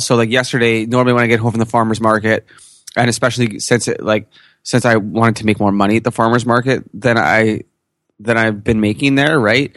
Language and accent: English; Canada; I'm Canadian